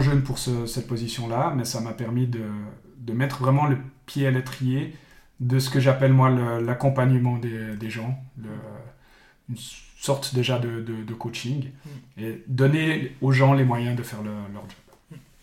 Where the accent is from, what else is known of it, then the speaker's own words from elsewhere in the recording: Bulle, Fribourg, Switzerland; je viens de, de Bulle, mhm. euh, grande ville du sud du canton de Fribourg. donc, j'ai tout le temps grandi à, à, Bulle